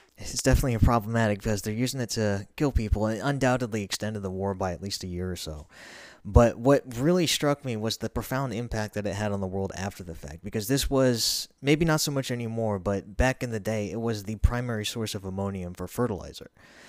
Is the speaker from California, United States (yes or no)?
no; Montgomery, Alabama, United States; born there; also born or lived in Mountain Home, Idaho; a very long time ago in a state very far away, Alabama, to be specific, I was born in Montgomery. And then we moved roughly a week or two after that out to a mountain home in Idaho.